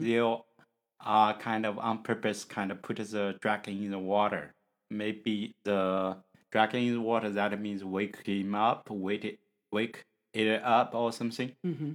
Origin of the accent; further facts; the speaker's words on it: China; English is a second language; from China